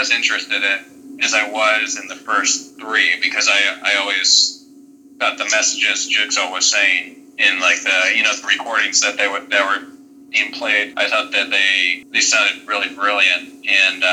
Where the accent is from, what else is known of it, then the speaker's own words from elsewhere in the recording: Cuyahoga Falls, Ohio, United States; I'm from like Cuyahoga Falls, Ohio